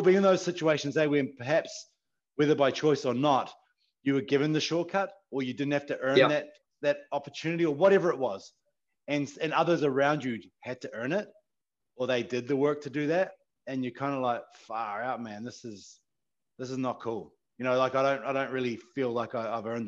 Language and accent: English; Te Anau, Southland, New Zealand; an 8-hour drive from Christchurch to my hometown in Te Anau